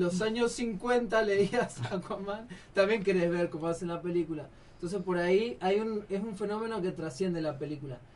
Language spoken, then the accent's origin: Spanish; Argentina; acá en Argentina tendemos a ser muy binarios en todo